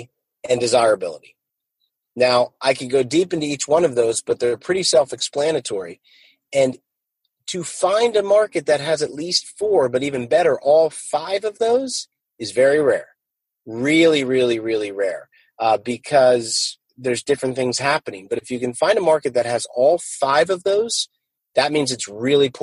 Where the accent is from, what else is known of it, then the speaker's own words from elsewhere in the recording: New Jersey, United States; also born or lived in Bakersfield, California; now in Jacksonville, United States; I grew up in North Jersey, just a half hour from Wall Street.